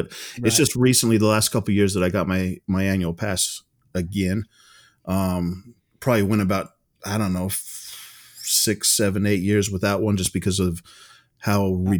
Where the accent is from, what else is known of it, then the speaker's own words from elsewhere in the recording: Las Vegas, Nevada, United States; Like I said, I'm from Las Vegas, and I don't know. I guess that's it.